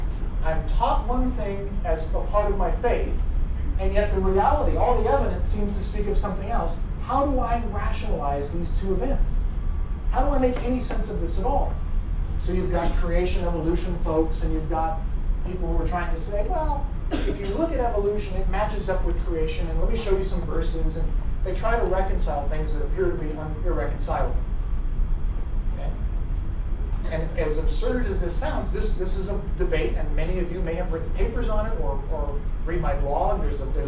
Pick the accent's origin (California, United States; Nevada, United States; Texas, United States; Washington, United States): California, United States; Madera; I always say I'm from Fresno. I'm actually from Madera.